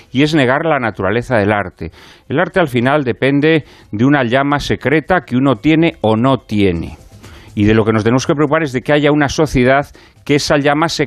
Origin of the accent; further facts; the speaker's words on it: Madrid, Community of Madrid, Spain; Pero me crié en San Fermín, un barrio de la periferia sur de Madrid. Y en mi familia no hay ningún tipo de contacto con el mundo cultural ni nada que se le parezca.